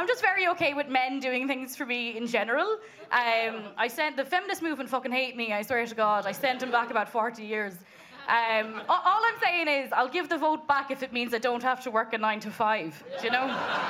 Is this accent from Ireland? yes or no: yes; Munster, Ireland; accent: Kerry; But usually when I tell people I'm from Kerry, they're like, you don't have a Kerry accent.